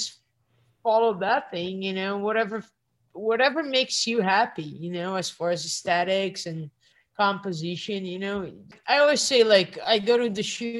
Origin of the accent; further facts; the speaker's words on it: Brazil; moved away; I come from Brazil